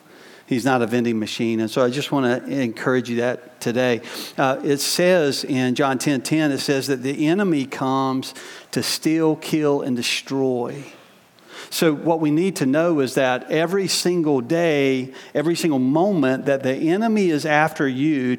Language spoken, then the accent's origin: English; United States; in my experience as a American growing up, even in the church